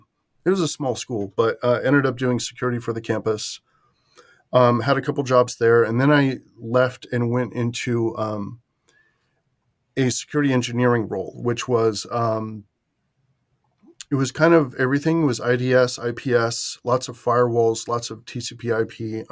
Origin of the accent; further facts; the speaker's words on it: California, United States; So I'm from the San Francisco Bay Area, but I was out east doing this after going into the Army.